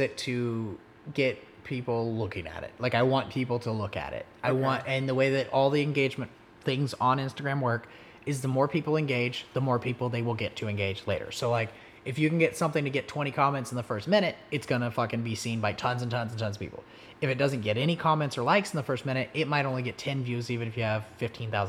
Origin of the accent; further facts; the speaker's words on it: Oklahoma, United States; I'm just fucking from Oklahoma.